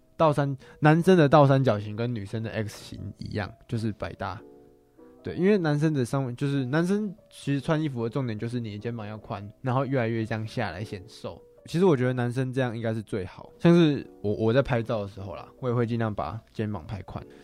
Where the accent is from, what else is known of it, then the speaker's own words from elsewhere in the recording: Taiwan; 我们台湾人